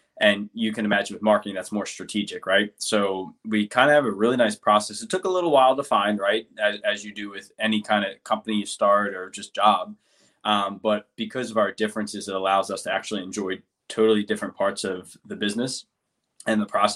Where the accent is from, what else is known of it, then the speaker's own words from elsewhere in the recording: New Jersey, United States; moved away as an adult; now in San Diego, United States; I grew up in South Jersey. I slowly moved to North